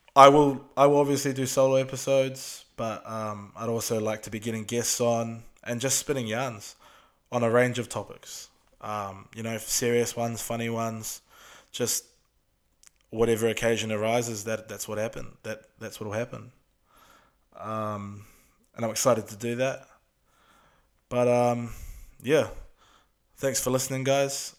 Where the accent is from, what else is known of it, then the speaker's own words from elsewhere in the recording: Auckland, New Zealand; we're from Auckland, we're from South Auckland.